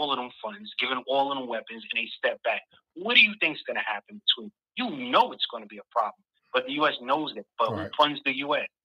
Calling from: New York, United States; What's going on, Mike?

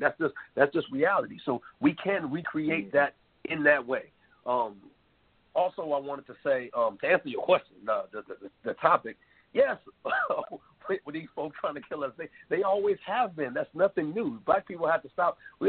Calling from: Durham, North Carolina, United States; I'm calling from Durham, North Carolina.

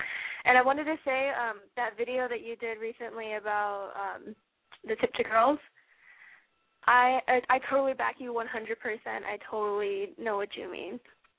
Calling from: San Francisco, California, United States; I'm calling from San Francisco, actually.

